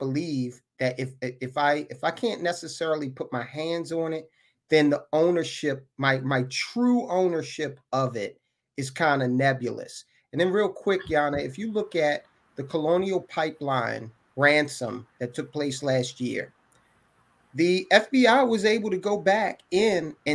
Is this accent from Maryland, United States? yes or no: yes; Baltimore, Maryland, United States; I grew up in West Baltimore in a row house